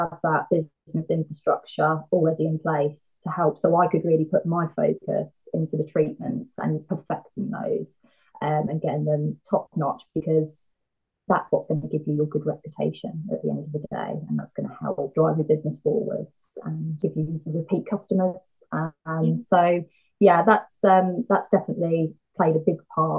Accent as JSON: {"language": "English", "town": "Bury St Edmunds", "region": "East of England", "country": "United Kingdom", "tie": "born or raised there", "said": "my hometown of Bury St Edmunds"}